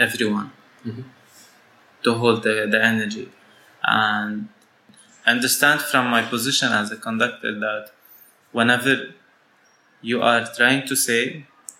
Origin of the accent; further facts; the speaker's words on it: Syria; moved away as an adult; now in Lebanon; So I was born in Syria, and I grew up in Syria, and I studied my first my secondary school in Syria